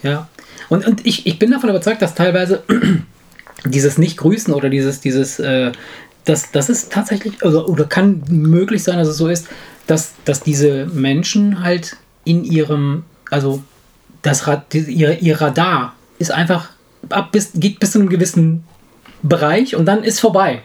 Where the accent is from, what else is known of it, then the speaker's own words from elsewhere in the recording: Italy; moved away; ich komme aus Italien